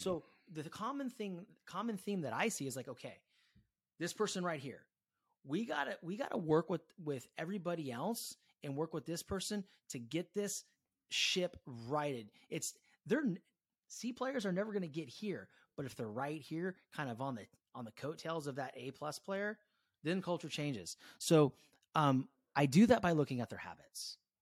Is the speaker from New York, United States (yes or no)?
no; Concord, California, United States; also born or lived in Walnut Creek, California; I grew up in Walnut Creek, California, Con-, Concord, California, born in Walnut Creek